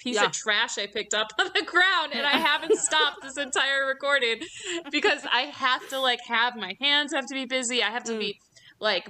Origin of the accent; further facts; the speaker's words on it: Midwest, United States; accent: Midwestern; my Midwestern accent